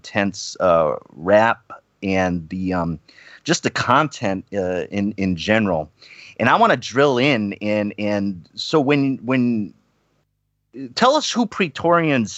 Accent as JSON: {"language": "English", "region": "East Coast", "country": "United States", "tie": "born or raised there", "said": "I grew up on the East Coast."}